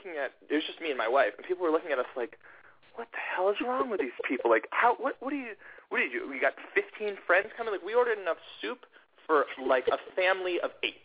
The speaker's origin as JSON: {"language": "English", "town": "Atlanta", "region": "Georgia", "country": "United States", "tie": "born or raised there", "moved": "yes", "said": "I grew up in Atlanta and in the suburbs of Atlanta."}